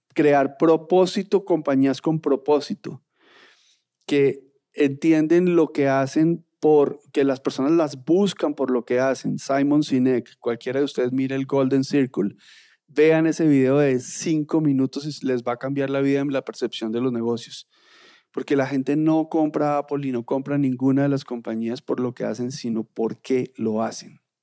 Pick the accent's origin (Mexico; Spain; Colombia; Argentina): Colombia; en Colombia somos unos tesos